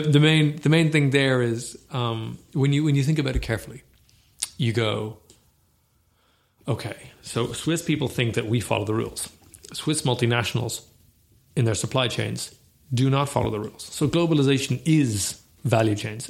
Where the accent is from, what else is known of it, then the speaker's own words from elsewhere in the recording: Ireland; we are Irish